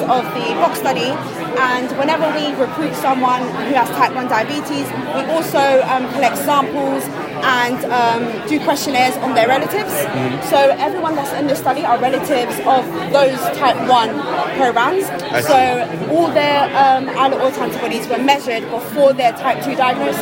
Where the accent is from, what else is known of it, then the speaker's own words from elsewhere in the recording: London, United Kingdom; now in Bristol, United Kingdom; I'm from London